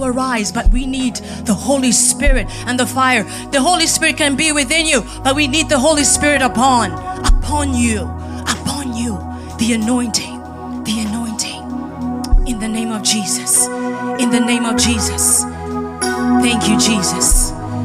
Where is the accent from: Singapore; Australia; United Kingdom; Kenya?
Kenya; moved away; I say that as a Kenyan